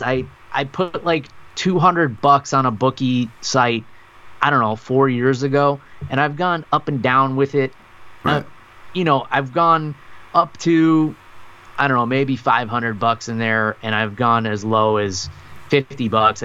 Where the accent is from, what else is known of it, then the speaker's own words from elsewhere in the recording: New York, United States; moved away; my hometown in New York